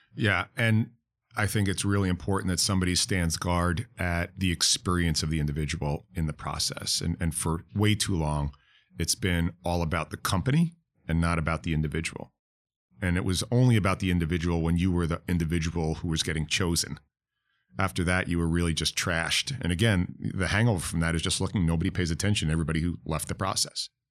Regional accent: New York, United States; now in Florida, United States; I'm from New York.

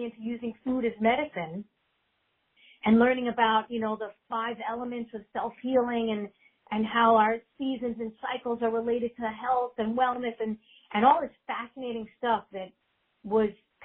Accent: New York City, New York, United States; also born or lived in Manhattan; I grew up, I'm a native New Yorker. I've been here 51 years, going on 52 years. I grew up in Queens, New York

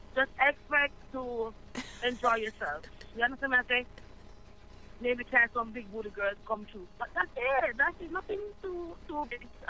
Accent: Manchester, Jamaica; me come from Manchester Bay, Jamaica.

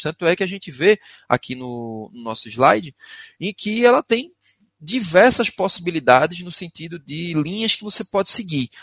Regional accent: Recife, Pernambuco, Brazil; accent: arrastado; first language Portuguese; eu sou de Recife, moro em Recife, Pernambuco. Por isso, alguns de vocês devem até estranhar o meu sotaque, é arrastado mesmo

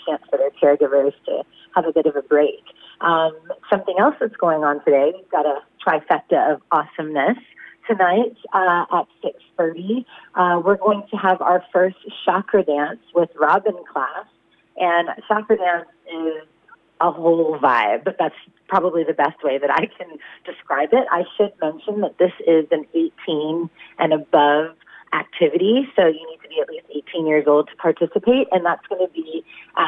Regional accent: California, United States; now in Shepparton, Australia; I'm from California

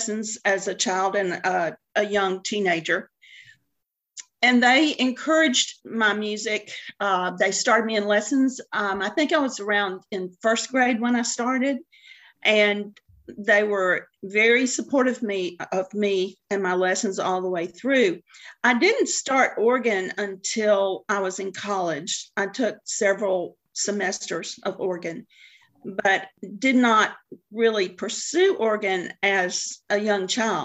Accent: Macon, Georgia, United States; also born or lived in Stone Mountain, Georgia / Atlanta, Georgia / Athens, Georgia; I grew up in Macon, Georgia. And when I was in ninth grade, we moved up to the Atlanta area, and we moved to the Stone Mountain area

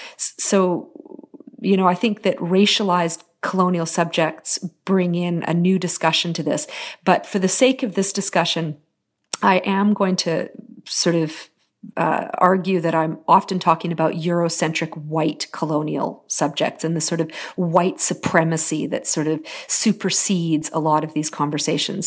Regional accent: Terrace, British Columbia, Canada; also born or lived in Haida Gwaii; I grew up in very, very small, remote communities in, in British Columbia. I grew up on Haida Hawaiian and Terrace.

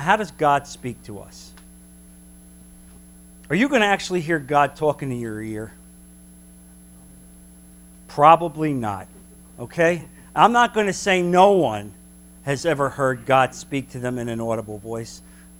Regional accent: New Jersey, United States; now in Florida, United States; I'm from New Jersey.

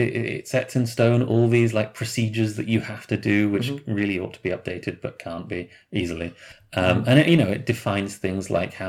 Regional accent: Ireland; So I'm coming from Ireland.

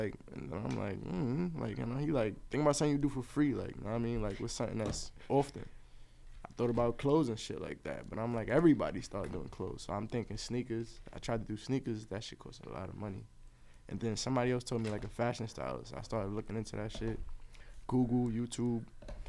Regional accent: Brooklyn, New York, United States; Brooklyn. East New York.

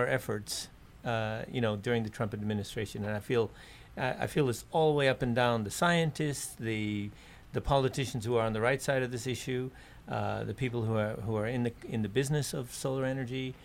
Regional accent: New York, United States; also born or lived in Japan; now in Hawaii, United States; I grew up in New York

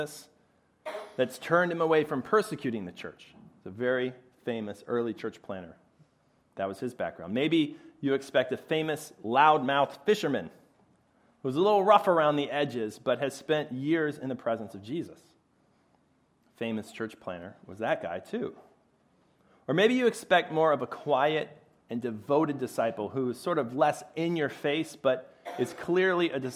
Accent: Chicago, Illinois, United States; moved away as an adult; now in Philadelphia, United States; I'm originally a Chicago boy

